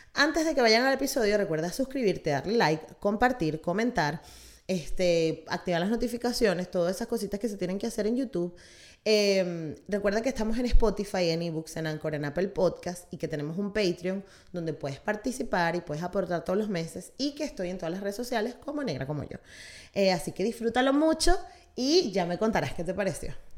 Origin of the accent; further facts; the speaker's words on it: Venezuela; los venezolanos somos así